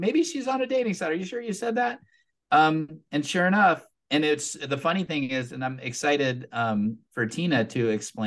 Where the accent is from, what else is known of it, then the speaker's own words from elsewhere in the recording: Southern California, United States; moved away as an adult; I grew up in Southern California. I lived there since I was 5 years old.